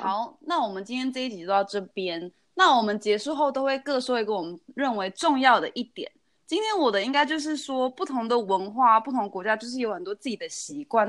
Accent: Taiwan; also born or lived in United States; 我是在台湾长大，但是我也有在美国住几年这样

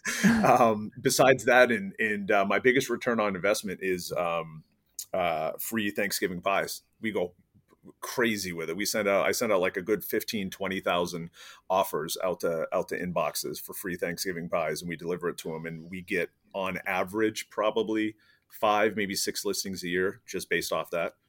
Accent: East Coast, United States; moved away; I'm originally from the East Coast, moved to the West Coast

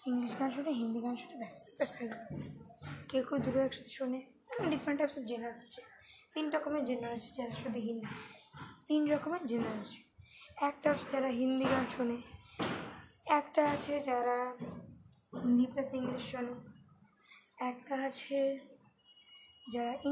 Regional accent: India; তো আমরা ইন্ডিয়ান আমরা হচ্ছে সফট হার্ট পিপল

